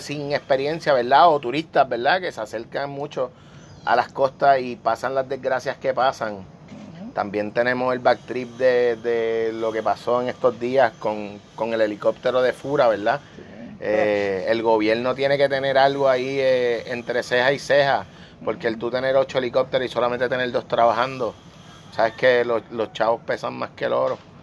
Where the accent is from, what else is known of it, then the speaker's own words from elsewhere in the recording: Puerto Rico; yo soy ciudadano de Boricua, ¿verdad? Soy puertorriqueño